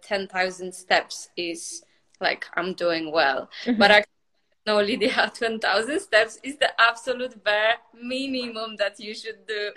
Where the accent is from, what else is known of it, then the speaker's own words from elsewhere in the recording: Poland; moved away as an adult; also born or lived in United Kingdom; now in Cyprus; I'm from Poland.